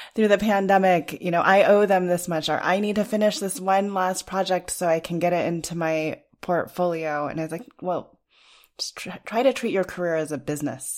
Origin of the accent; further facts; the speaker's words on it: Los Alamos, New Mexico, United States; I grew up in Los Alamos, New Mexico